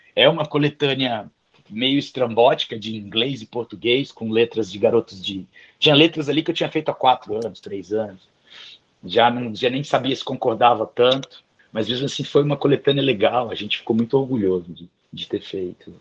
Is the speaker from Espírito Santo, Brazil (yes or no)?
yes; Vitória, Espírito Santo, Brazil; Eu sou capixaba de Vitória, nascido e criado